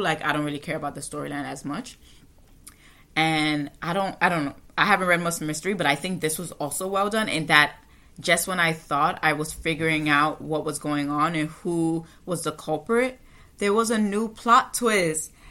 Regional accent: United States; as an American, as a Western person

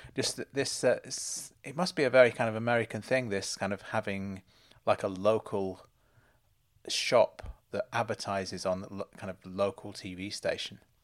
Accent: United Kingdom; as a British viewer

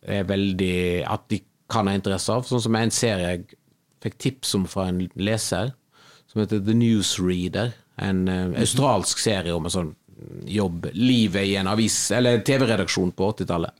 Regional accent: Western Norway, Norway; moved away; also born or lived in Kvinnherad / Oslo; for meg som vestlending

